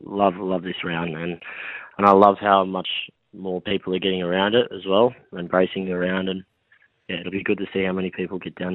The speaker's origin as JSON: {"language": "English", "town": "Wollongong", "region": "New South Wales", "country": "Australia", "moved": "as an adult", "lives_now": "Adelaide, Australia", "said": "I'm from Wollongong, which is south of Sydney, so I loved being close to home."}